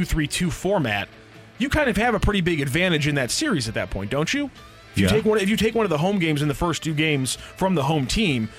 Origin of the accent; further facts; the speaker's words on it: United States; as an American